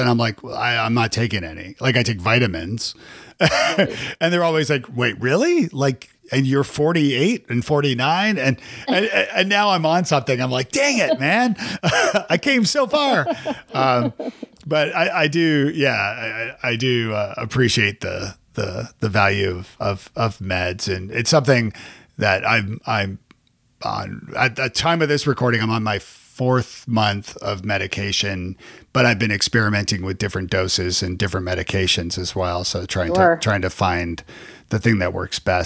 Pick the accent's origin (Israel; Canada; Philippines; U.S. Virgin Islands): Canada; moved away as an adult; now in United States; I'm from Canada originally, and so moving to the States 16 years ago